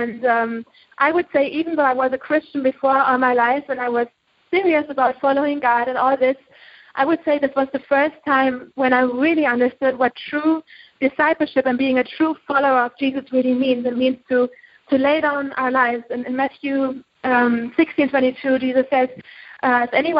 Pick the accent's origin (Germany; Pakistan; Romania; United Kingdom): Germany; moved away as an adult; I'm from Germany. I grew up in Germany all my life